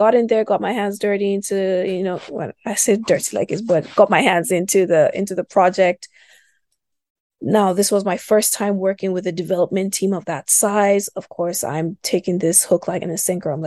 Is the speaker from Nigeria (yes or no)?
yes; Kaduna, Kaduna State, Nigeria; moved away; also born or lived in Lagos; I was born and raised in the north